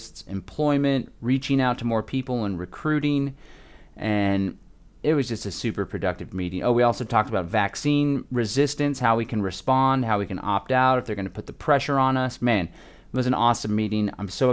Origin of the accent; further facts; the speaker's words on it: Austin, Texas, United States; here in my hometown of Austin, Texas